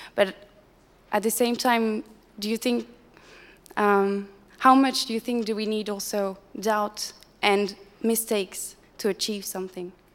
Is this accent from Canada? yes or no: no; France; I'm from France.